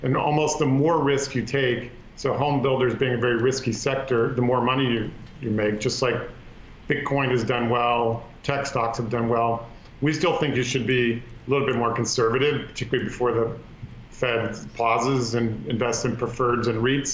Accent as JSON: {"language": "English", "town": "Palo Alto", "region": "California", "country": "United States", "tie": "born or raised there", "said": "my hometown of Palo Alto, San Francisco"}